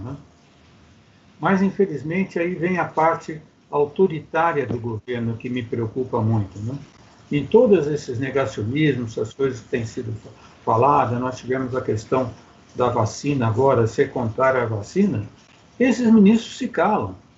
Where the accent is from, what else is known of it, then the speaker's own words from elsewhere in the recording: Minas Gerais, Brazil; eu sou mineiro, né? Em Minas Gerais, nós sempre comemos um queijo